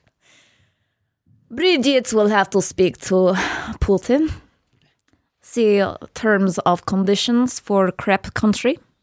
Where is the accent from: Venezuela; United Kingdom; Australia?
Australia; we're very Australian